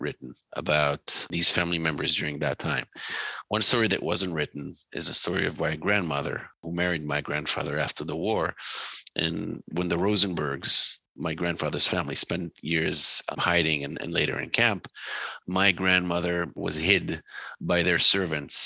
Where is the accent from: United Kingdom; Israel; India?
Israel; now in United States; growing up in Israel.